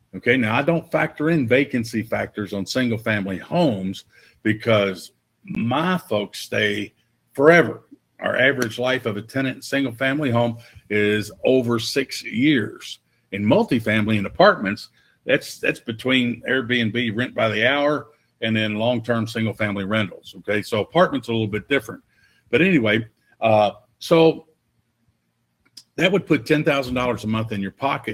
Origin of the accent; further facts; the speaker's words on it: Louisville, Kentucky, United States; I got hired full time as a police officer in Louisville, Kentucky, in my hometown